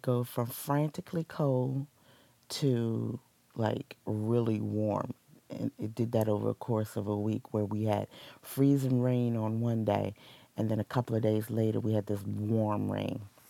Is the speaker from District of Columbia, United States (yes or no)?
yes; Washington, District of Columbia, United States; my hometown, yay, born and raised, D.C. girl.